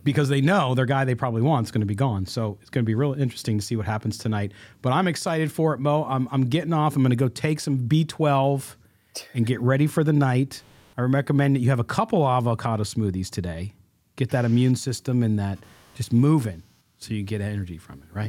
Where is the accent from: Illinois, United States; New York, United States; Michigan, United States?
Illinois, United States; Chicago; moved away; I'm originally from Chicago.